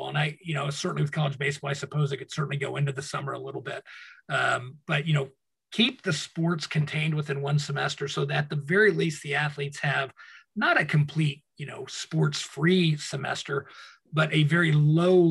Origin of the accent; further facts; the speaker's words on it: Colorado, United States; growing up in Colorado, grew up around, many Native Americans